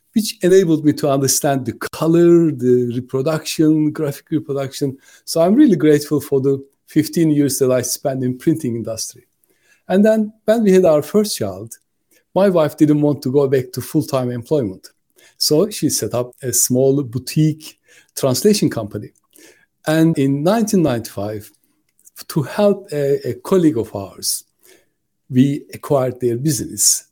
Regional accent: Turkey; moved away as an adult; now in United Kingdom; I'm originally from Turkey, but I lived longer in the UK than I lived in my

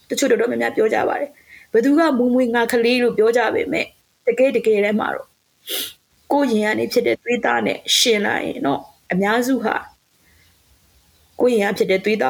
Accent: Myanmar

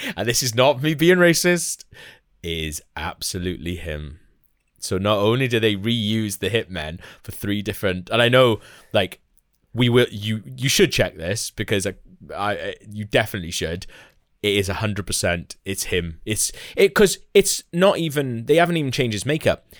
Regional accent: Wales, United Kingdom; as Welsh people, we've, you know, we, we're quite lucky in a lot of respects because we were all born Welsh

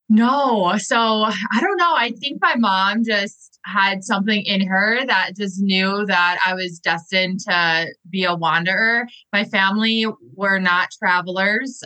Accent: Milwaukee, Wisconsin, United States; moved away as an adult; also born or lived in Arizona / Chicago; my hometown in Milwaukee, Wisconsin, in the US

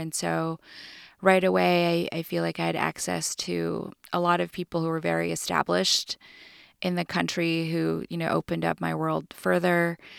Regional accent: California, United States; Mostly I feel like I'm a Californian.

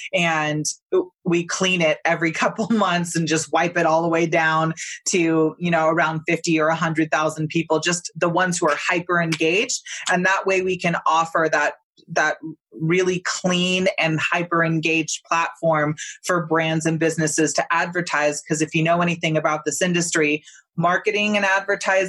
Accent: Northern California, United States; I grew up in Northern California

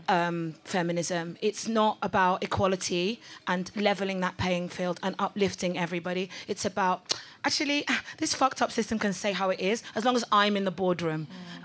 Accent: Delta, Nigeria; I'm Nigerian and I'm from Delta State.

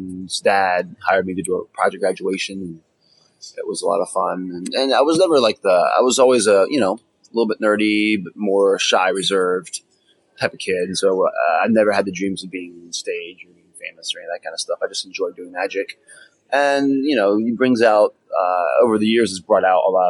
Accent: West Palm Beach, Florida, United States; I am from West Palm Beach, Florida, some couple hours from here.

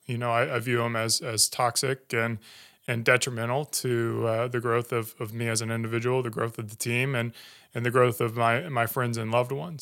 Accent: Greer, South Carolina, United States; moved away; grew up in Greenville, so uh, I grew up in Greer. Uh, went to high school there

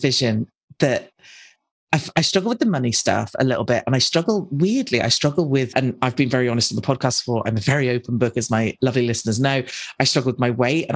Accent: United Kingdom; some crazy British woman

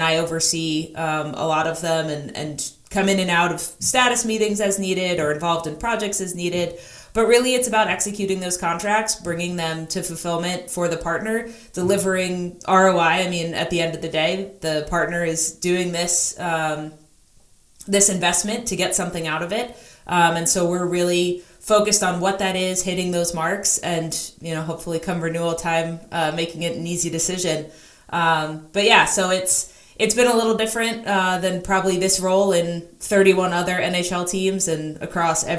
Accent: New Jersey, United States; moved away as an adult; also born or lived in New Hampshire; now in Seattle, United States; growing up in New Jersey

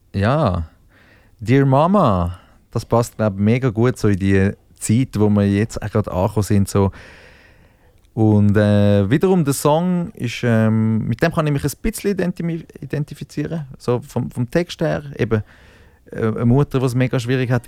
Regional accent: Zürich Oberland, Zurich, Switzerland

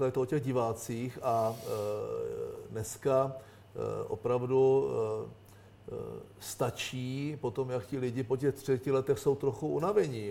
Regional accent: Czechia; my jako Češi

